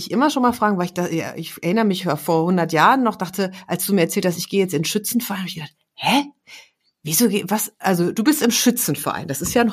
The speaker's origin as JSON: {"language": "German", "region": "West Germany", "country": "Germany", "tie": "born there", "said": "Ich wie gesagt, ich bin ja auch im Westen geboren"}